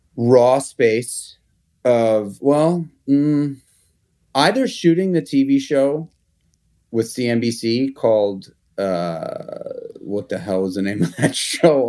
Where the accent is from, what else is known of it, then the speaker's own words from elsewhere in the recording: New York City, New York, United States; I grew up in Manhattan in the public school system